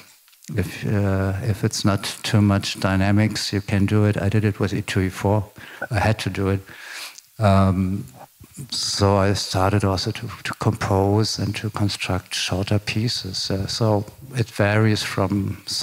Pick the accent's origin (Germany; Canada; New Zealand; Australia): Germany; Berlin; I grew up in former West Berlin, in the western part of the city of Berlin.